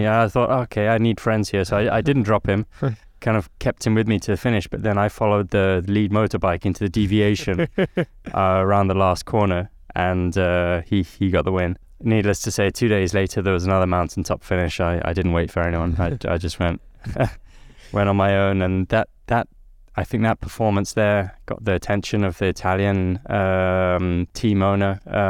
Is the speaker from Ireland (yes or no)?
no; Nairobi, Kenya; lucky, I guess, with my upbringing in Nairobi in Kenya. I'd always been born as a Brit. I knew my family was British. I was a British kid growing up in Africa.